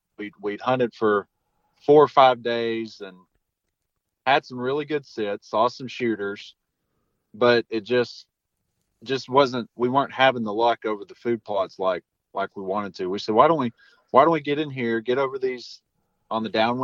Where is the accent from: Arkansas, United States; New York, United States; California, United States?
Arkansas, United States; You know, growing up in the Ozarks of Arkansas, you go out and you see 5 deer sit.